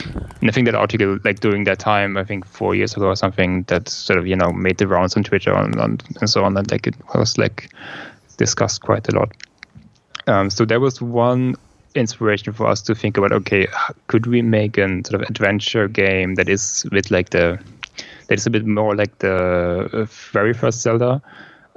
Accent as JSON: {"language": "English", "country": "Germany", "second_language": "English", "said": "I come from Germany"}